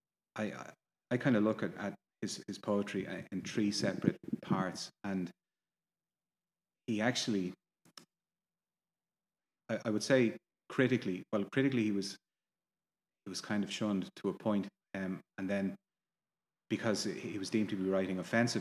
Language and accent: English; Ireland; I'm Irish. I live here